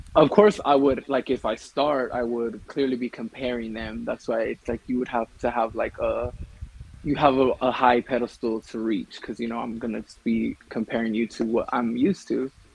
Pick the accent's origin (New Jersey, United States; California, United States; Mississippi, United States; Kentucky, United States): California, United States; moved away as an adult; now in Colorado, United States; I was born in California, but I currently live in Colorado